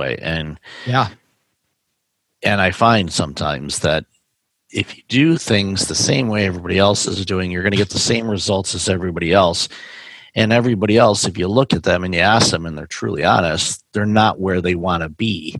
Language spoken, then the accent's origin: English; Big Ten area, Midwest, United States; I grew up in the Big Ten area